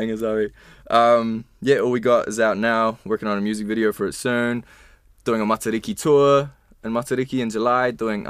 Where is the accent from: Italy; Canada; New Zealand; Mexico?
New Zealand; as Kiwi musicians, like, where else is our music going to be played if it's not going to be played here?